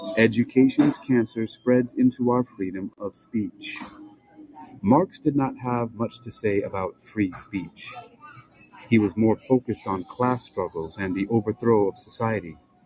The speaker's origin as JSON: {"language": "English", "region": "Hawaii", "country": "United States", "tie": "born or raised there", "said": "Growing up in Hawaii, a multiracial culture, I was taught that all lives matter, a melting pot for many cultures and ethnic backgrounds, and home to lush and abundant plant life and oceans filled with living creatures of all shapes and sizes."}